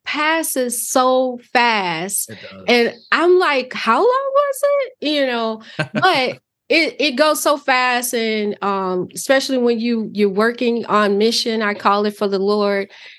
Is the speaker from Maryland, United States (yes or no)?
no; Chicago, Illinois, United States; moved away as an adult; now in Wisconsin, United States; I grew up in Chicago, moved to Wisconsin in my later years